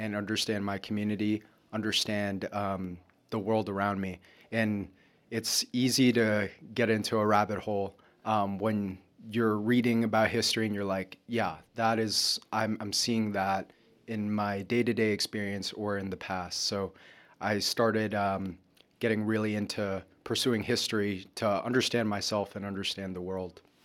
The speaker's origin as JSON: {"language": "English", "town": "Lawrence", "region": "Massachusetts", "country": "United States", "tie": "born or raised there", "moved": "yes", "said": "Lawrence, my hometown, is very much an immigrant city"}